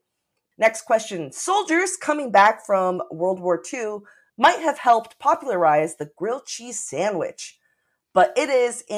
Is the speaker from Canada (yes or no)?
no; Taipei, Taiwan; now in Seattle, United States; Growing up in Taipei, Taiwan